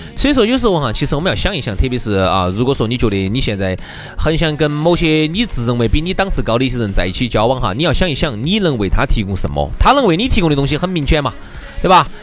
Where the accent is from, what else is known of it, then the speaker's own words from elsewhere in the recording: Chengdu, Sichuan, China; 就成都我们这个地方